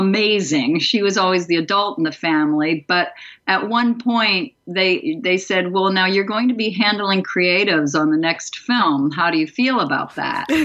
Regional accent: East Coast, United States; moved away as an adult; also born or lived in Dallas, Texas; I'm from the East Coast

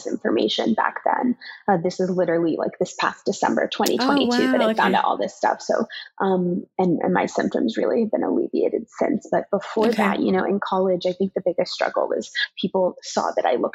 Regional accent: New York City, New York, United States; growing up in New York City

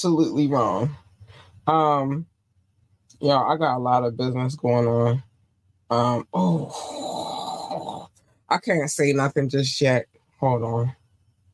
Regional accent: Baltimore, Maryland, United States; also born or lived in North Carolina; we are from Baltimore

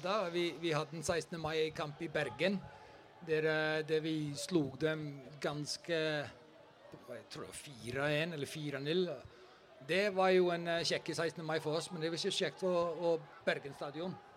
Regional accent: Iceland; moved away as an adult; Jeg kommer fra Island.

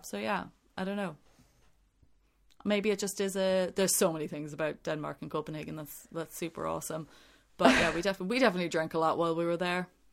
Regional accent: Ireland; growing up in Ireland

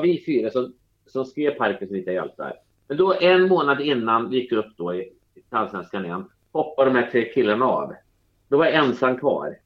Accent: Norrköping, Östergötland, Sweden; moved away as an adult; now in Stockholm, Sweden; hela min uppväxt i Norrköping

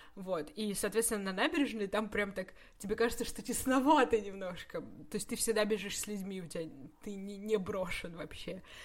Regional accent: Russia; из России

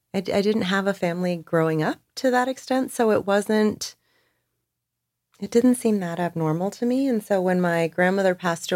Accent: Perth Amboy, New Jersey, United States; most folks would not expect from kids growing up in Perth Amboy, New Jersey.

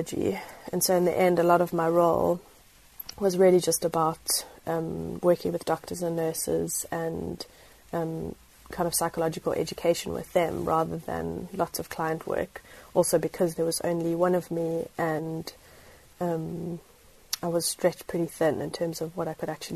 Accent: east coast near Durban, KwaZulu-Natal, South Africa; moved away as an adult; also born or lived in Cape Town, South Africa; I grew up in South Africa on the east coast of the country, so closest to Durban

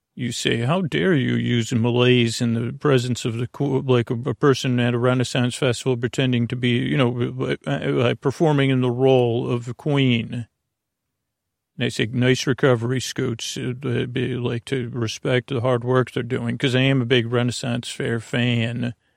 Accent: Long Island, New York, United States; accent: Long Island; my Long Island accent

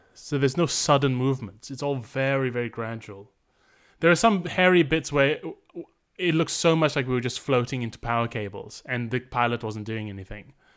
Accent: Malaysia; now in London, United Kingdom; I grew up in Malaysia

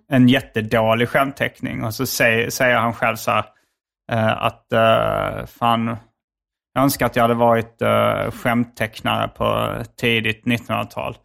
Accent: Hjärup, Skåne, Sweden; accent: Scanian; also born or lived in Malmö / Lund; sen flyttade vi till Järp när jag var noll

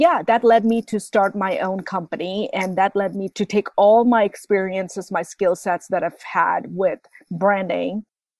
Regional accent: Bangladesh; moved away as an adult; also born or lived in Midwest, United States; now in United States; I grew up in Bangladesh.

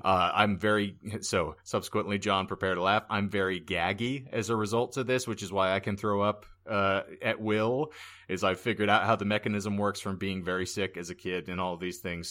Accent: White Mountains, Arizona, United States; right in the same neighborhood of where I grew up in the White Mountains

